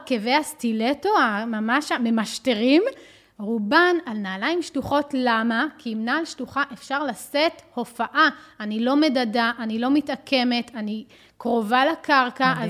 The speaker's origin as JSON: {"language": "Hebrew", "country": "Israel", "said": "אצלנו בישראל"}